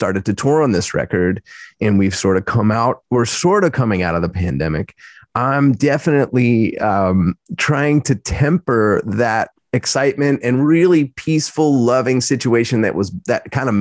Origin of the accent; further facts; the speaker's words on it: Philadelphia, Pennsylvania, United States; moved away as an adult; now in Santa Barbara, United States; as a Philadelphian